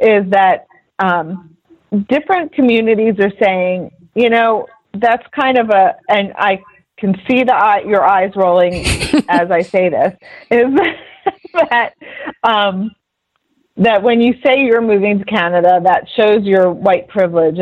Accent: United States

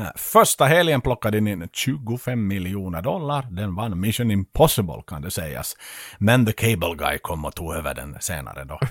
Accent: Vaasa, Ostrobothnia, Finland; hemma i Vasa.

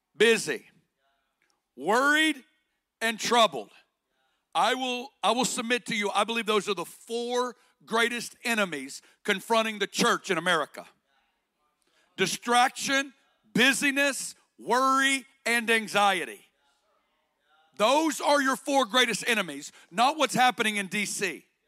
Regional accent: Northwest Arkansas, United States; accent: Arkansas; moved away as an adult; also born or lived in Kansas City; I got born and raised in Northwest Arkansas

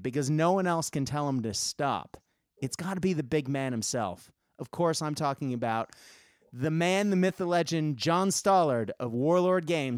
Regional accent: Boston, Massachusetts, United States; now in Melbourne, Australia; the white Christmas that I am used to growing up in Boston.

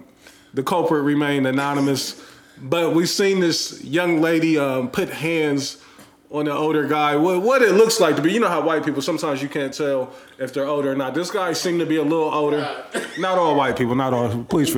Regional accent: Columbus, Ohio, United States; Columbus, Ohio. Again, born and raised here. I love this place.

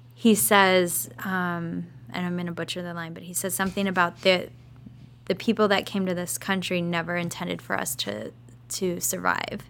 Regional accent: Lincoln, Nebraska, United States; I'm from the Midwest

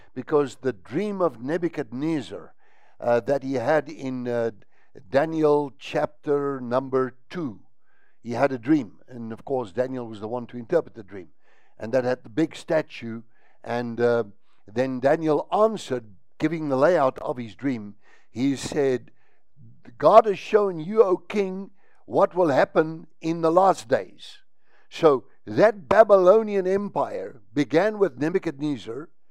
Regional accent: South Africa; I'm a South African, and here in South Africa

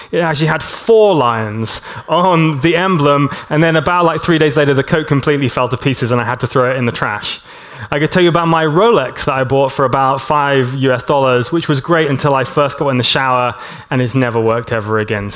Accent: Hong Kong; moved away; I grew up in Hong Kong

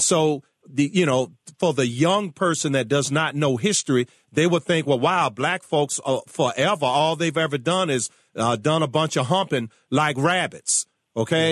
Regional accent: Richmond, Virginia, United States; My hometown of Richmond, Virginia

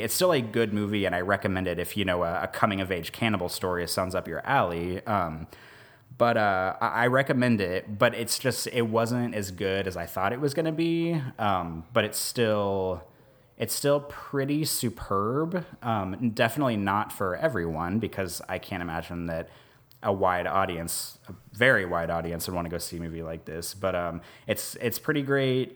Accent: Kansas City, United States; also born or lived in Omaha, Nebraska; now in New Orleans, United States; I grew up outside of Kansas City, and then I, we lived in Omaha for about three years, and then now we're here

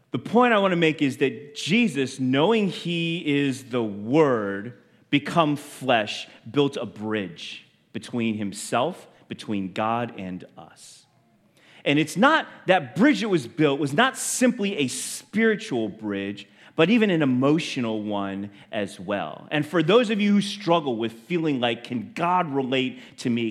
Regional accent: United States; to be Chinese and feel like uh, born in this country and to feel like I don't belong anywhere. I'm not American, I'm not Chinese

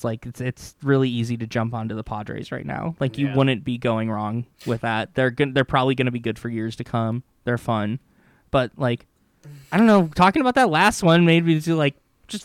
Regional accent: Wisconsin, United States; I grew up in Western Wisconsin, so it was like split between Twins fans and Brewers fans.

